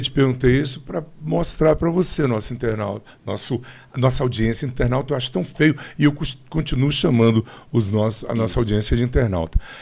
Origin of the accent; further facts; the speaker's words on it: Brasília, Federal District, Brazil; eu sou de Brasília, nascido e criado aqui